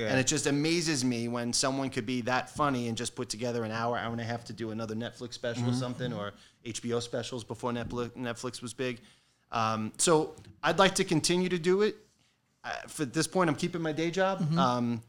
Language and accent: English; Hicksville, New York, United States; also born or lived in Bensonhurst, Brooklyn / Northport, New York; I grew up in Nassau County. I grew up in Hicksville, and now I live in Northport.